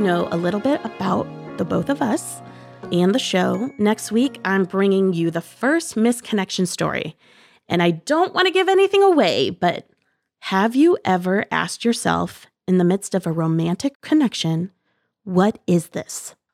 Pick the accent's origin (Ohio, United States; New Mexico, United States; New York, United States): Ohio, United States; Bowling Green; Shout out Bowling Green, Ohio. And I lived on a small fruit orchard